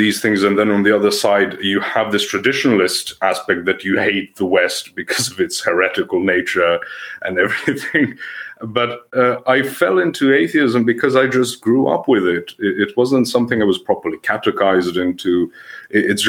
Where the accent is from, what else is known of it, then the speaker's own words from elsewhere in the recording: Serbia; English is a second language; I'm from Serbia. I'm still in Serbia. I'm not a native English speaker